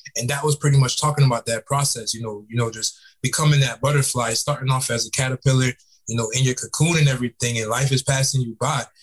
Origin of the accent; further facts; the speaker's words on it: Fort Lauderdale, Florida, United States; also born or lived in Tampa, Florida; now in Atlanta, United States; I'm from South Florida. I'm from Fort Lauderdale, Florida.